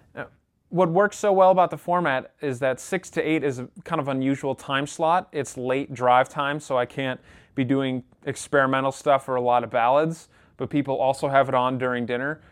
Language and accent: English; Rochester, New York, United States; I'm actually from Rochester, New York